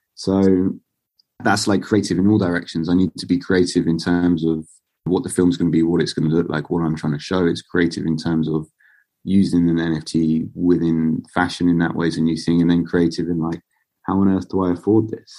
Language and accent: English; Basingstoke, South East England, United Kingdom; moved away as an adult; also born or lived in India / London; now in Bristol, United Kingdom; I'm originally from a town called Basingstoke, which is about an hour and a half south of London